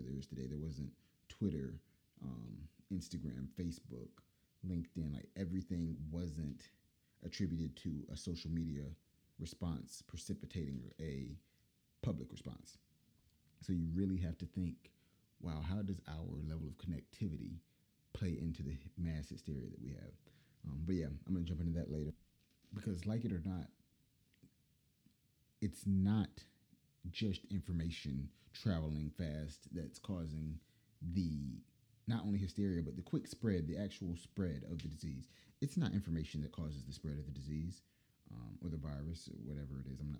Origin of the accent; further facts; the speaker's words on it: Durham, North Carolina, United States; Durham, North Carolina, hometown.